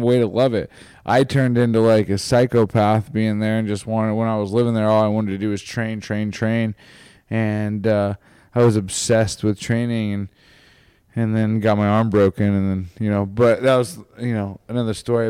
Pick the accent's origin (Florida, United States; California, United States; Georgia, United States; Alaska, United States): California, United States; Hilmar; I'm from Hilmar, California, which is forty-five minutes outside of Stockton. We're, I'm a two oh nine boy, too, so, and, like, I was raised there